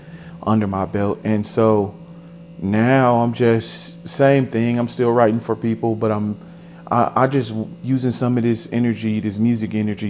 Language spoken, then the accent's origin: English; Milwaukee, Wisconsin, United States; I'm from Milwaukee, Wisconsin